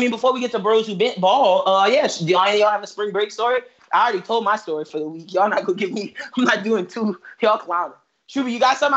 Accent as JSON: {"language": "English", "region": "New York", "country": "United States", "accent": "New York", "moved": "yes", "said": "It was strong New York accent in 2015 when I got down here."}